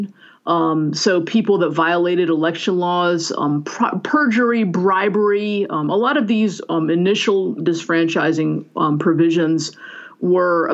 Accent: Virginia, United States; moved away; I'm originally from Virginia

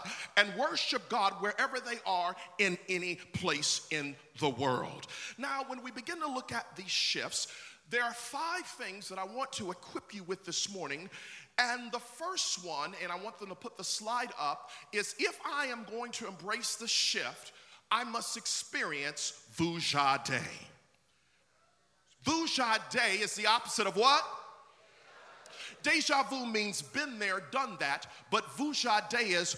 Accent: Buffalo, New York, United States; now in Orlando, United States; when I was growing up in Buffalo, New York

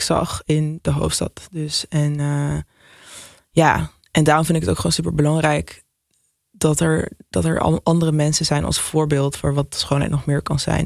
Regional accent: Nijmegen, Gelderland, Netherlands; now in Amsterdam, Netherlands; ik ben opgegroeid in Nijmegen

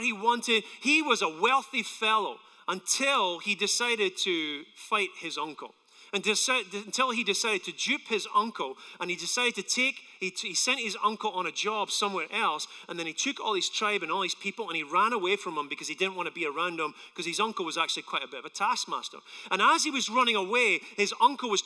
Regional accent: Scotland, United Kingdom; now in United States; I'm from Scotland

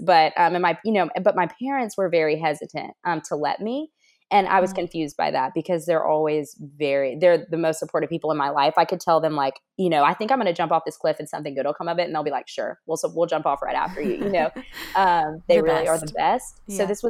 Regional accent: Alabama, United States; now in Washington, United States; people here, Alabama, that I'm from Alabama, because that's what I claim, because that's where my parents are. That's where my loved ones are. And that's my home.

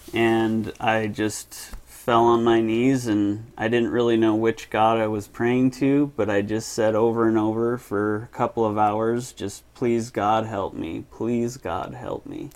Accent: Murray, Utah, United States; also born or lived in Seattle, Washington; Grew up in Murray

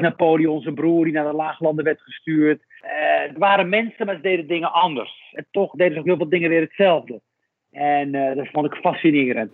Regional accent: Rif, Morocco; now in Netherlands; Ik was in mijn geboortestreek. Eh, dat is Noord-Marokko, de Rif, de hele grillige kust het dorpje waar ik vandaan kom

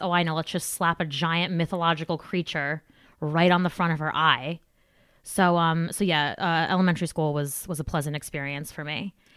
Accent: New Jersey, United States; I'm from Jersey

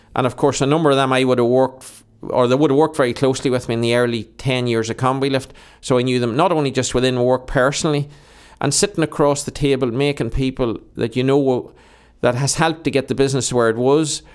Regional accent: Monaghan, County Monaghan, Ireland; I've grown up in Monaghan

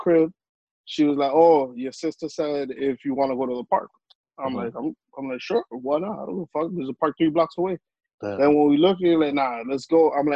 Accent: New York City, New York, United States; I'm from the Heights, as everybody knows

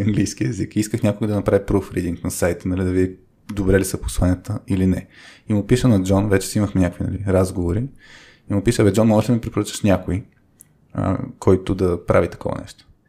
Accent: Bulgaria; Живяли сме в България, нали, родени сме в България

